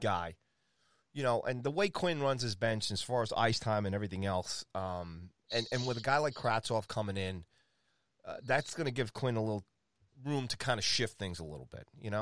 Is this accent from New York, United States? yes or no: yes; New York, United States; moved away; also born or lived in Colorado; I'm a guy from New York